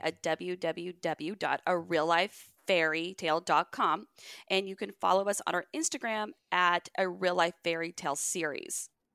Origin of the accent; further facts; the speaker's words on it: Dallas, Texas, United States; also born or lived in Rhode Island; we do the school year in Dallas 'cause that's where I'm from